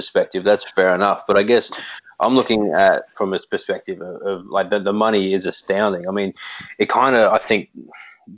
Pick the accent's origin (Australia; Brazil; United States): Australia; we are Australian